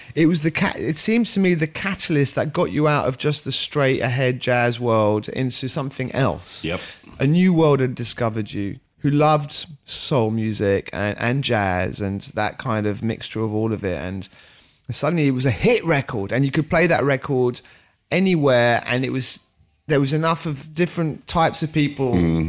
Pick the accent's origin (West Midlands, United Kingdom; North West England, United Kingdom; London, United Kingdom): London, United Kingdom; also born or lived in France / Switzerland; i'm french actually half french half swiss lived in london from very young age I mean, I wouldn't consider myself English, French, or Swiss. I'd consider myself a Londoner.